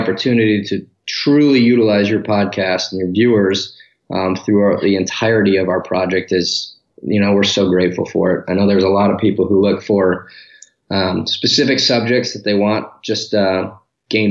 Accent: Detroit, Michigan, United States; moved away as an adult; now in Dallas, United States; I was born and raised in Detroit until we moved to the suburbs, which most people do. So I spent my entire youth life up to 18, 19 years old in Michigan

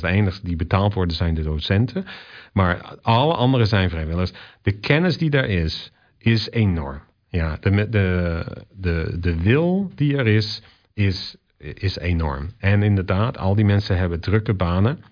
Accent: Zeeland, Netherlands; also born or lived in Rotterdam / Australia; now in Vancouver, Canada; in het dorp waar ik opgroeide, in Zeeland

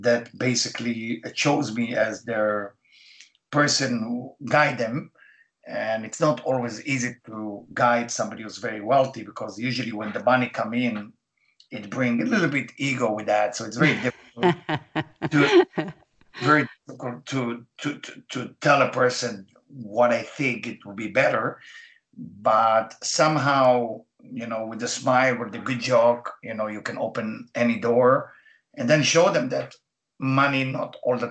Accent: Israel; English is a second language; moved away; as you can hear my accent, I was born in Israel

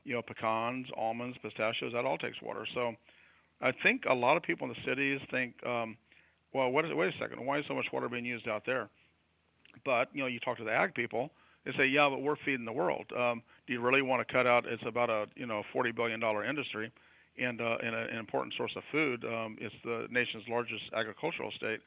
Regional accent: California, United States; as a Californian, I'm in the Bay Area, uh, San Francisco Bay Area

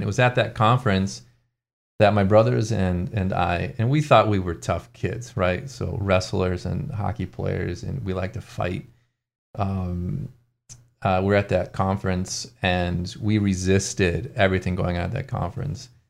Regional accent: Ann Arbor, Michigan, United States; I grew up in Ann Arbor, Michigan

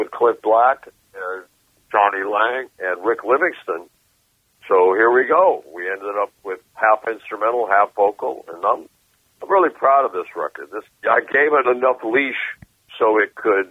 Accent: Mexico City, Mexico; moved away; also born or lived in Boston; I grew up in Mexico City, so I was listening to a lot of guitar players

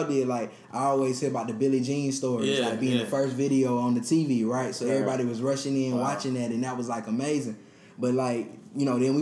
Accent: Atlanta, Georgia, United States; I grew up on the South Side

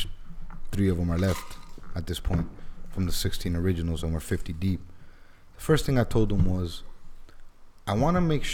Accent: Miami, Florida, United States; I grew up in Alapata, then I moved to Kendall

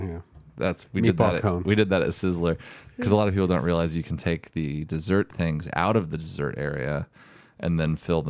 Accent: Central Oregon, United States; I grew up in Central Oregon

